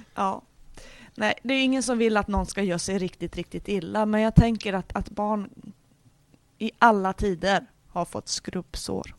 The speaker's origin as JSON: {"language": "Swedish", "region": "Norrland", "country": "Sweden", "said": "jag är ju från Norrland och där har vi mycket vinterlek"}